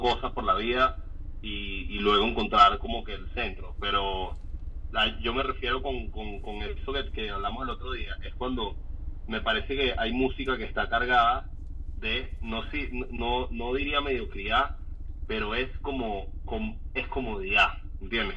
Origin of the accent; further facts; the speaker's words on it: Caracas, Capital District, Venezuela; yo soy un chamo del British, eh, yo estudié en San Ignacio